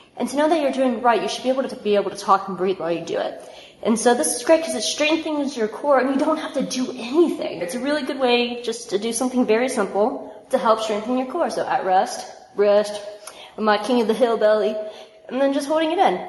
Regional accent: the South, United States; I'm from the South

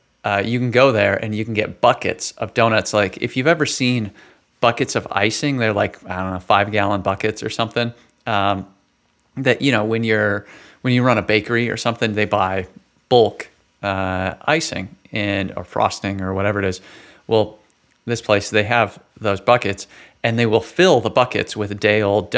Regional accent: West Coast, United States; now in St. Louis, United States; So, you all know I came from the West Coast, so I've been in St. Louis now for about 3 years.

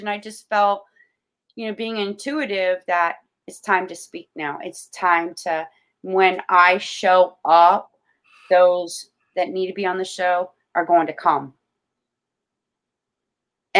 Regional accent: Florida, United States; I'm born and raised in Florida. I'm a Floridian

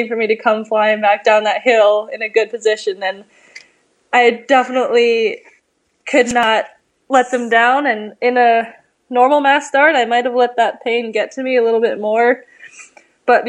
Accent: Colorado near Aspen, United States; moved away as an adult; now in Anchorage, United States; I grew up in Colorado near Aspen, but moved to Alaska this year for college

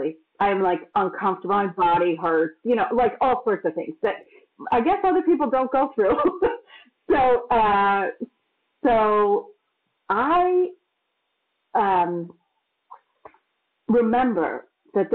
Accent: Massachusetts, United States; moved away; also born or lived in New York; I grew up in Massachusetts, which is quite cold

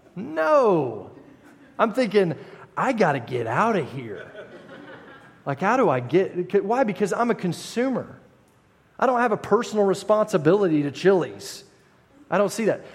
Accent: United States; I am an American

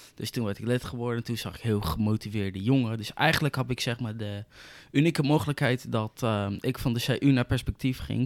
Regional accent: Zoetermeer, South Holland, Netherlands; ik kom uit Zoetermeer

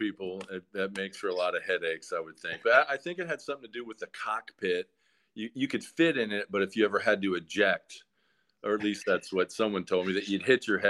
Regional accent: Atlanta, Georgia, United States; from Atlanta, Georgia. Been here since 1984. And I call Atlanta home. Lived all over as a child, but Atlanta is definitely my home.

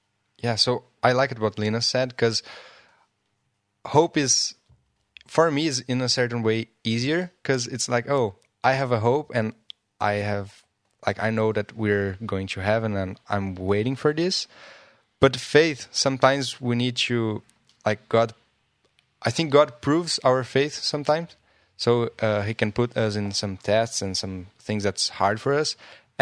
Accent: Brazil; I'm from Brazil, and in Portuguese

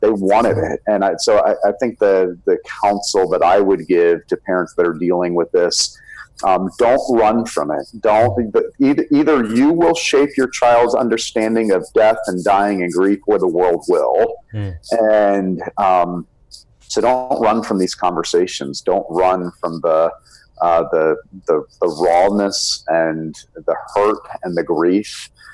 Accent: South Florida, United States; also born or lived in Birmingham, Alabama; we grew up here in South Florida

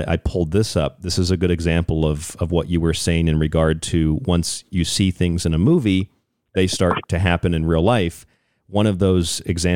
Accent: St. Petersburg, Florida, United States; now in Phoenix, United States; I'm from St. Pete, Florida

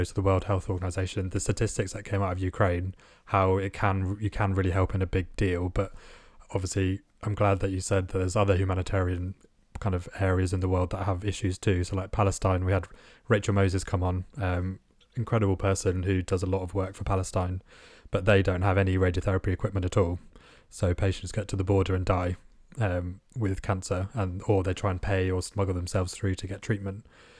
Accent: India; being born and raised in India

